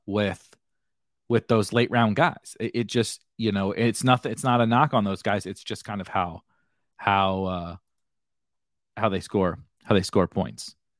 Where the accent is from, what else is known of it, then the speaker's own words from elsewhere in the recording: St. Louis, Missouri, United States; I'm from St. Louis